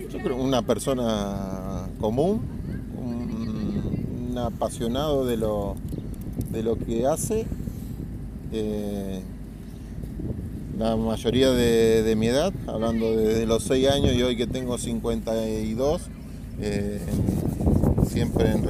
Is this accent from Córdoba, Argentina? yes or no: no; Santa Fe, Argentina; Bueno, yo soy de Santa Fe, ciudad.